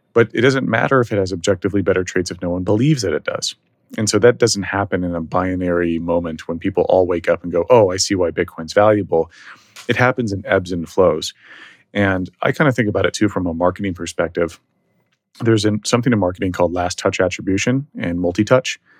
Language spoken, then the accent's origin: English; Dallas, Texas, United States; also born or lived in San Francisco; now in Texas, United States; I'm originally from Dallas, left Dallas, went to San Francisco